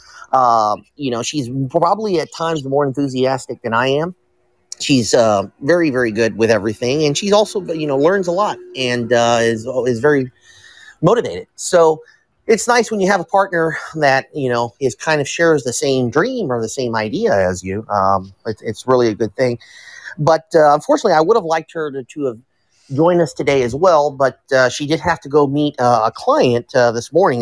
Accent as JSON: {"language": "English", "town": "Tampa", "region": "Florida", "country": "United States", "tie": "born or raised there", "said": "I was born here in Tampa. I'm a Tampa native."}